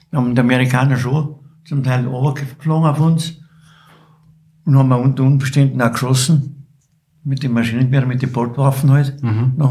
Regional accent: Wartenberg, Bavaria, Germany; born there; Und du bist geboren in Wartenberg? Ich bin geboren in Wartenberg.

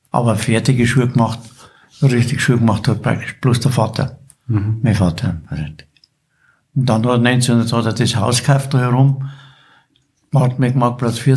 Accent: Wartenberg, Bavaria, Germany; born there; Und du bist geboren in Wartenberg? Ich bin geboren in Wartenberg.

